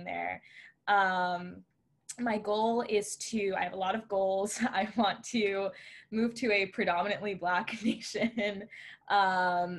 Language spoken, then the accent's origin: English; Orlando, Florida, United States; now in Fort Lauderdale, United States; I was born in Orlando, Florida